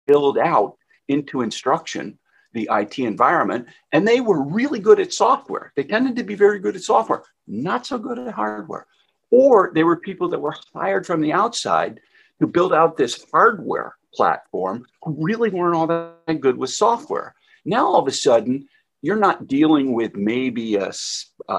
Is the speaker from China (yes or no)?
no; New Jersey, United States; I'm from New Jersey